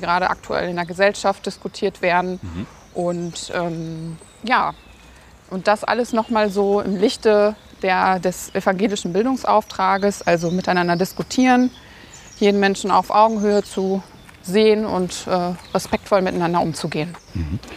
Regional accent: Münster, North Rhine-Westphalia, Germany; bin in Münster geboren, habe dann nach dem Abitur diverse Stationen in Deutschland gehabt und bin dann vor vier Jahren wieder nach Münster gezogen und ja, bin jetzt quasi wieder in meiner Heimat angekommen

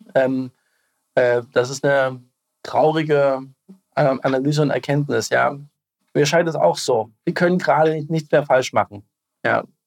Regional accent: East Germany, Germany; als Ostdeutsche

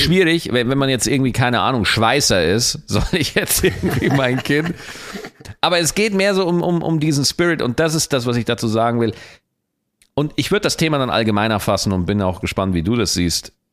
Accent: Lower Bavaria, Germany; ich komme aus Niederbayern

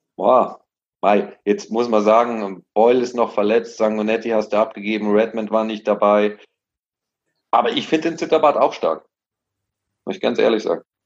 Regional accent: Munich, Bavaria, Germany; mir als Münchner

